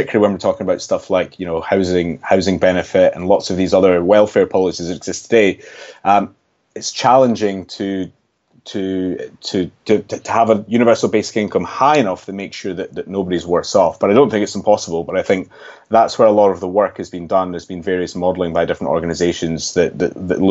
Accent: Scotland, United Kingdom; you might be able to tell from my accent, I'm actually from Scotland

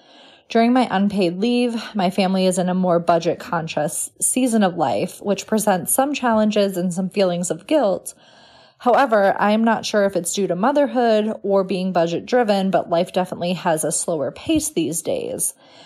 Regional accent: Canada; now in United States; I am an expat from Canada, currently living in the US.

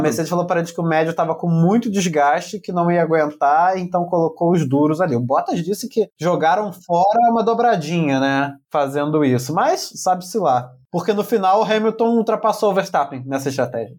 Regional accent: Brazil; Vem na minha terra, vai falar português

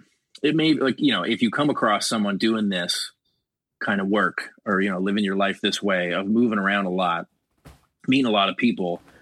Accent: Richmond Hill, Ontario, Canada; So Scott and John and I grew up in Richmond Hill, and then Paul grew up in Brampton, which same thing, like isn't far.

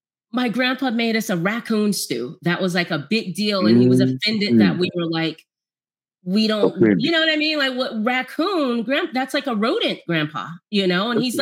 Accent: West Coast, California, United States; also born or lived in Mississippi; we were West Coast girls, grew up on the West Coast

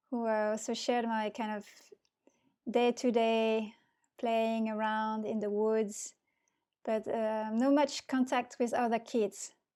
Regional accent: near Bordeaux, Nouvelle-Aquitaine, France; moved away; I'm from southwest of France. It's near Bordeaux.

